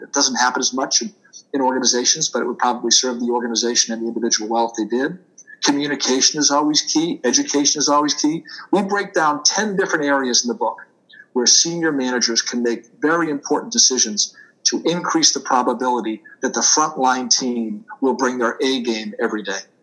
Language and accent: English; Boston, Massachusetts, United States; accent: Boston; moved away as an adult; also born or lived in Washington, D.C.; now in New Jersey, United States; I'm a native Bostonian, so you will hear me park my car every once in a while. I do tend to lose my R's, so I will tell your audience, yes, you're hearing a Boston accent. Uh, born and bred in Boston